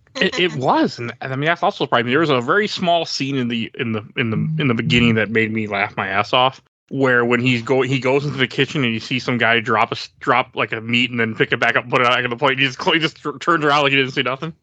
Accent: Milwaukee, Wisconsin, United States; I'm from Milwaukee, and I mean, I remember growing up in in middle school and even high school

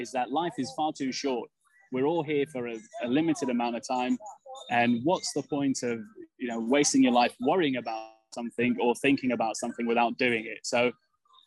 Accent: England, United Kingdom; growing up in England, being born in England to a Serbian family

